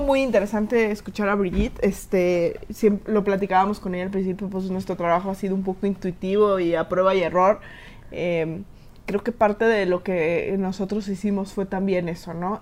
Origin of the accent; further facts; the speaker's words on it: Mexico; como mexicanos